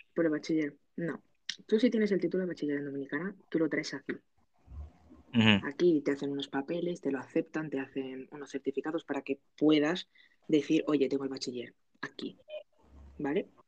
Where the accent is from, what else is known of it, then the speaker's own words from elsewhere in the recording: Aragon, Spain; que soy de Aragón